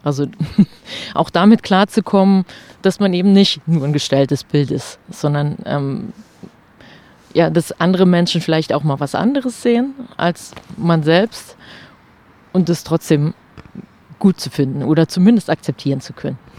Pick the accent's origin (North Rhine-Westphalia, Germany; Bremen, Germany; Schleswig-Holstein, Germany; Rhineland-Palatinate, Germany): Rhineland-Palatinate, Germany; near Trier; moved away as an adult; also born or lived in Saarbrücken / Stuttgart / Freiburg; nach Trier gezogen. Also ganz in die Nähe meiner Heimat